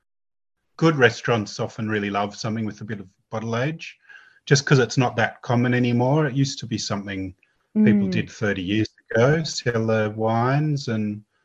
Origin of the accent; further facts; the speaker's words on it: Sydney, New South Wales, Australia; also born or lived in Blue Mountains; I grew up in Sydney